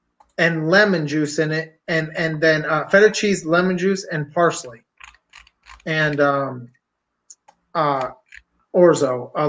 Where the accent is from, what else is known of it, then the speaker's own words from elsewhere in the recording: Pennsylvania, United States; I'm from Pennsylvania